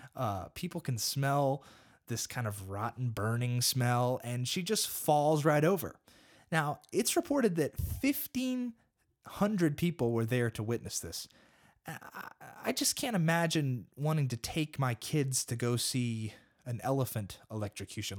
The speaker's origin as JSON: {"language": "English", "country": "United States", "said": "I'm an American and I live in America"}